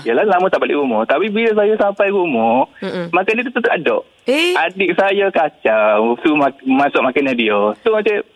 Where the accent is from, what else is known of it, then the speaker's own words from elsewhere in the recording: Kelantan, Malaysia; Saya daripada Kelantan